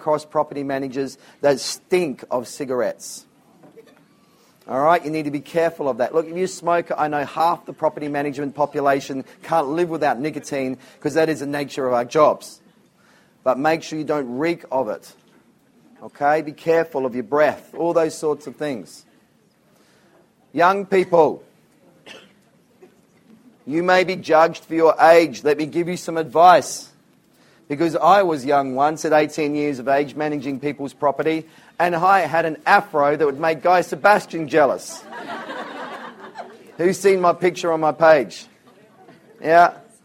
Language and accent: English; Whyalla, South Australia, Australia; I lived in a place called Whyalla in South Australia. It's where I grew up.